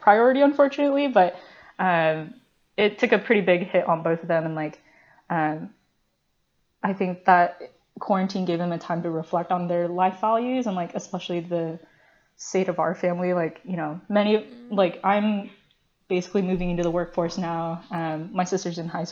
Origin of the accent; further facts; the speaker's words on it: United States; English is a second language; I was born in the US